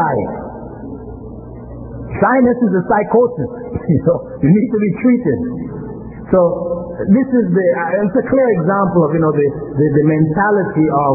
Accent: Toronto, Ontario, Canada; I grew up here in Toronto, I went to Jarvis in town, and I went to Northview Heights in Willowdale

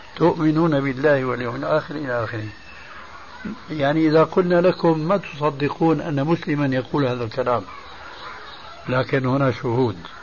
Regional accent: Syria; عندنا في سوريا

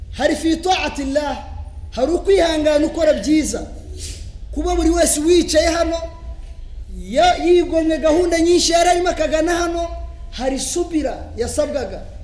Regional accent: Rwanda

